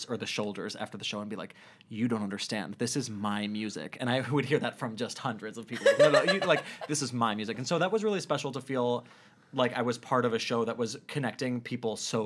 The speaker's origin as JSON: {"language": "English", "town": "Cleveland", "region": "Ohio", "country": "United States", "moved": "yes", "said": "I'm from Cleveland"}